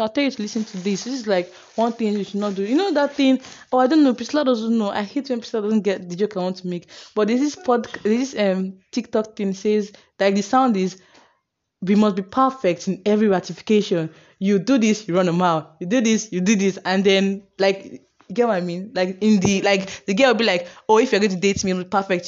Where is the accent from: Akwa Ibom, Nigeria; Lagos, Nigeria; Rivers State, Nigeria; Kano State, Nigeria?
Akwa Ibom, Nigeria; Uyo; I'm from Uyo and I get people in Uyo